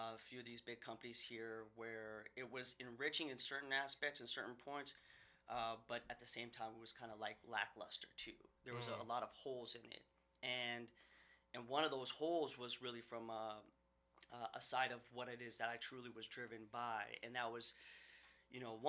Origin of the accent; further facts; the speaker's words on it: Seattle, Washington, United States; also born or lived in Saudi Arabia; I grew up in West Seattle, and, you know, elementary, middle school, high school